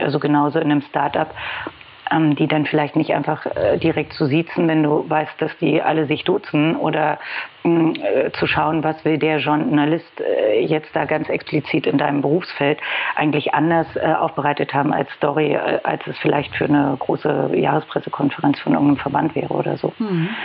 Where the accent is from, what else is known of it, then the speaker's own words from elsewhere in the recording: Berlin, Germany; Ich komme aus Berlin, gebürtig sogar